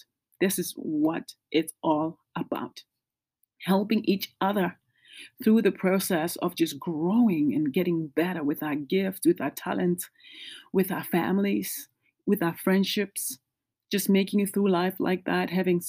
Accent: South Africa; moved away as an adult; now in United States; I am from originally from South Africa, but I've lived in the States for 20 years.

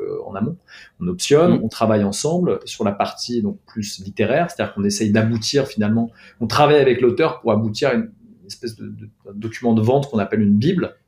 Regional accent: Paris, Île-de-France, France; moi j'ai grandi, j'ai grandi à Paris. Je suis né à Paris, j'y ai grandi

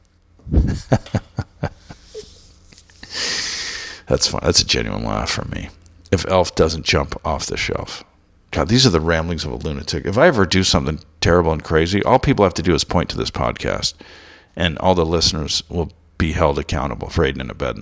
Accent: Southern California, United States; also born or lived in Los Angeles, California / Orange County, California; I grew up in Southern California

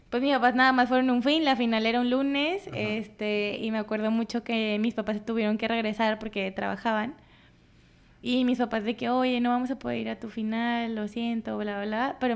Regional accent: Colima, Mexico; moved away as an adult; soy de Colima

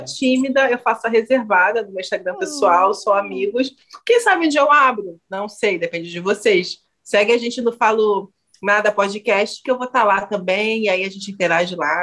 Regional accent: Brazil; não é que eu vim para cá, eu nasci nesse maldito, maldito

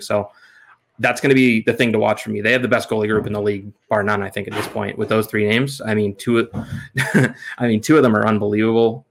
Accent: Canada; as a Canadian

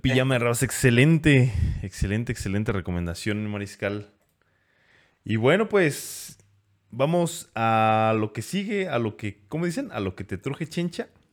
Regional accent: Mexico; como buenos mexicanos

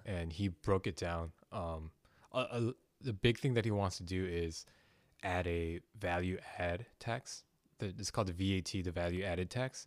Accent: South Korea; moved away; I'm from Korea

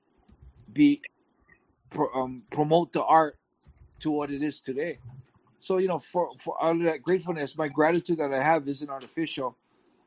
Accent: Hawaii, United States; I'm from Hawaii, I'm American

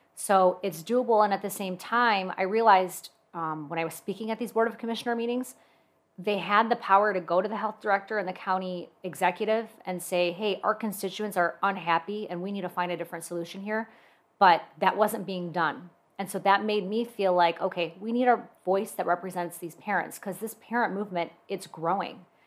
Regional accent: West Bloomfield, Michigan, United States; now in Commerce, United States; I actually grew up in West Bloomfield, and when I got married, I moved to Commerce with my husband

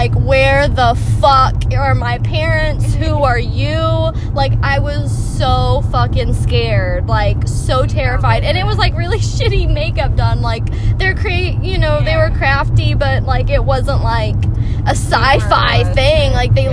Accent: Texas, United States; I grew up in Texas

